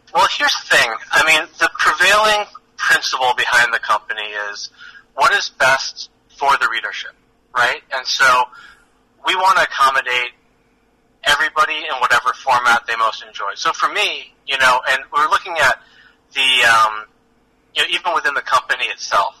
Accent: outside of Boston, Massachusetts, United States; I grew up outside of Boston

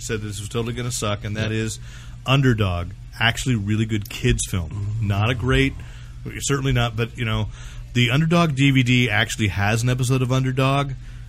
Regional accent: Bay Area, California, United States; growing up in the Bay Area when Zodiac was most active.

